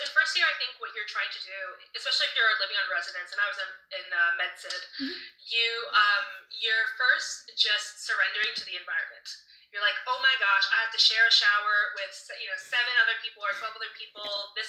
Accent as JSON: {"language": "English", "town": "Toronto", "region": "Ontario", "country": "Canada", "also_born_or_lived": "London, Ontario", "moved": "as an adult", "said": "I came from Toronto"}